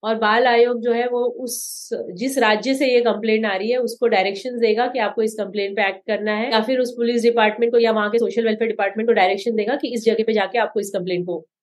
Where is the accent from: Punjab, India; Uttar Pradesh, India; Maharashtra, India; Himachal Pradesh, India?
Maharashtra, India; Mumbai; मेरा सबसे बिकॉज मैं बॉम्बे से आती हूँ तो मैं मैं कहूँगी मेरा सबसे फेवरेट खाना पाव भाजी